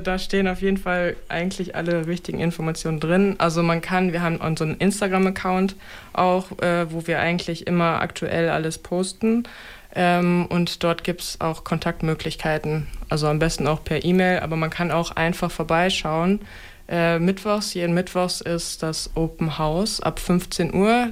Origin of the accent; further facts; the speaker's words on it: Osnabrück, Lower Saxony, Germany; moved away; also born or lived in Berlin; bin dann halt zurück nach Osnabrück gegangen. Ich komme hierher.